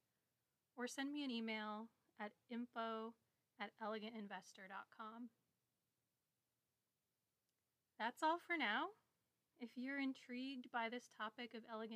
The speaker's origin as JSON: {"language": "English", "region": "Midwest", "country": "United States", "tie": "born or raised there", "said": "I grew up in the Midwest with a twin sister"}